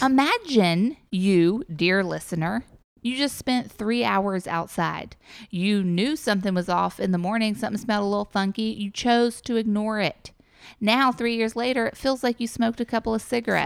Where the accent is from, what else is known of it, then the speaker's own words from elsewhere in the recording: New York, United States; now in Los Angeles, United States; I'm from New York